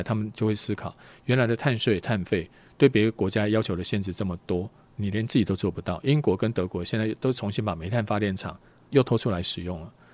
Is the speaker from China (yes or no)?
no; Taiwan; 我们台湾人， 我们赚的钱没有美国人多